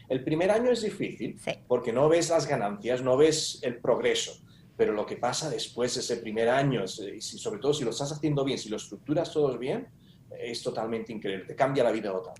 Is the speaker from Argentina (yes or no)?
no; Spain; como buen español